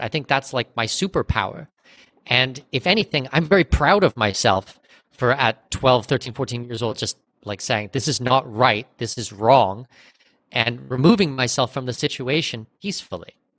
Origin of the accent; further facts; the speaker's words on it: Southwestern Ontario, Canada; moved away as an adult; now in Panama; I'm Canadian. I was born in Southwestern Ontario